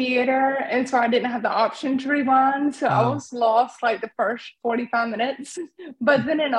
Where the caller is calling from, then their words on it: Raleigh, North Carolina, United States; I'm calling from Raleigh, North Carolina. Right outside of Raleigh.